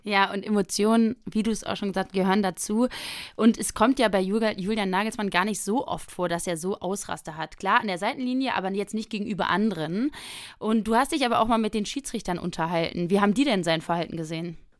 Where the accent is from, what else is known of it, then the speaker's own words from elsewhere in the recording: Rhineland, Germany; als Rheinländerin